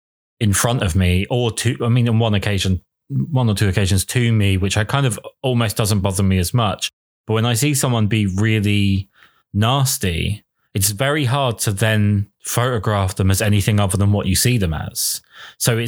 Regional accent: United Kingdom; I'm British

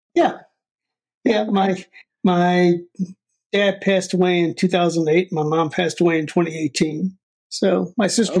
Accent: Potomac, Maryland, United States; now in Charles Town, United States; I was born and raised in Potomac, Maryland.

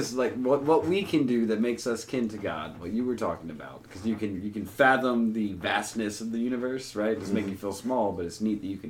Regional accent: Georgia, United States; I'm from Georgia.

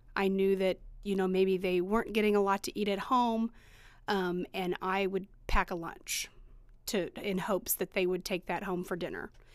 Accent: Eastern Greene community, Indiana, United States; also born or lived in Bloomington, Indiana; I went from East, to Eastern from the time I was in first grade until I graduated high school

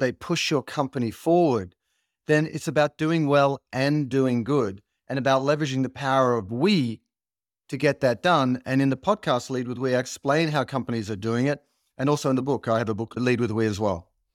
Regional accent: Australia; as an Australian, you grow up with this idea of being a mate

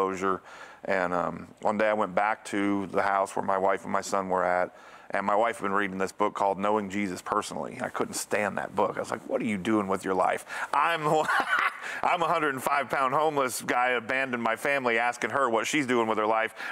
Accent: Connecticut, United States; moved away; also born or lived in Bible Belt; I grew up in Northeast, we're in Connecticut, up in the Northeast, we're in New England

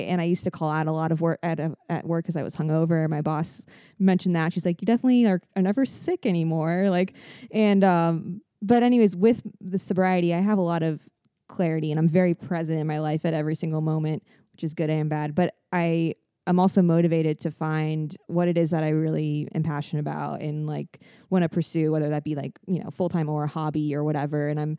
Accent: Fort Lauderdale, Florida, United States; I'm from Fort Lauderdale.

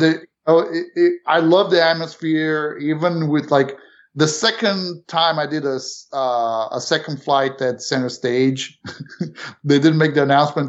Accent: Romania; also born or lived in New York City, United States / Florida, United States / South Carolina, United States; now in Canton, Ohio, United States; originally born not in this country. Mm-hmm. Um, Went, you know, family moved to New York City from Romania

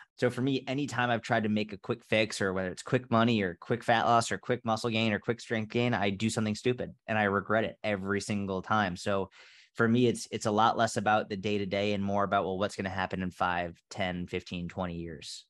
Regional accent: outside of Boston, Massachusetts, United States; I grew up outside of Boston, Massachusetts

